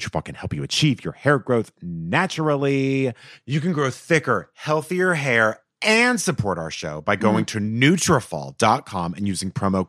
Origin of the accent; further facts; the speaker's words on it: Texas, United States; Insurance. Because yeah. I'm from Texas. That's right.